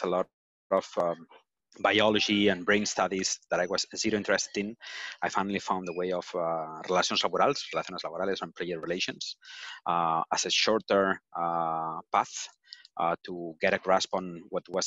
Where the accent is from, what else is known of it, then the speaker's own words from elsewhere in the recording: Barcelona, Catalonia, Spain; I'm from Barcelona. I've been living here my entire life